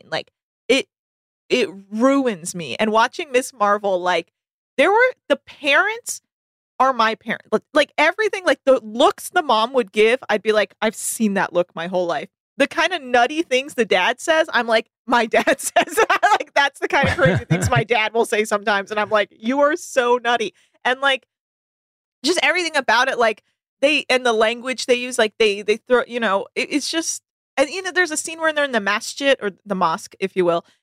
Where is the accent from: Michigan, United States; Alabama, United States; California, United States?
California, United States; now in Los Angeles, United States; I obviously I grew up in the Bay Area, so I'm a Warriors person, but I also have lived in LA for over t- you know like ten years